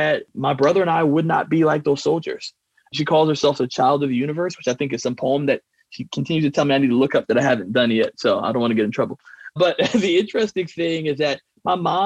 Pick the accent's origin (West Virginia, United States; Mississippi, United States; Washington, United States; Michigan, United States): Michigan, United States; moved away as an adult; I grew up in Michigan